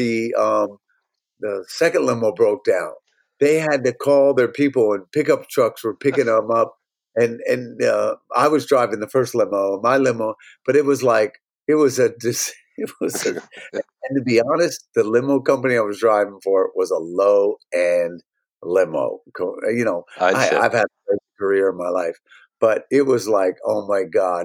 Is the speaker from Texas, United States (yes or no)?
no; New Jersey, United States; moved away; I'm from New Jersey and born and raised in New Jersey.